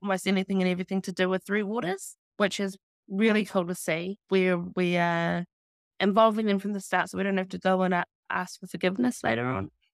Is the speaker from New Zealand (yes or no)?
yes; Taranaki, New Zealand; also born or lived in Florida; born and raised Taranaki and born and raised in Balblock